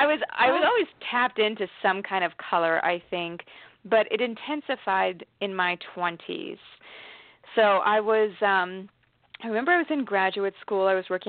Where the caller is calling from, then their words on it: Washington, United States; From Washington State.